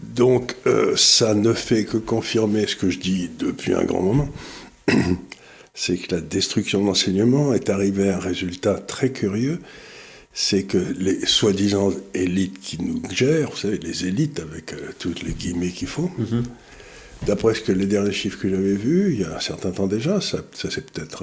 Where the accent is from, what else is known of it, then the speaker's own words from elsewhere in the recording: Amiens, Hauts-de-France, France; Quand j'étais enfant à Amiens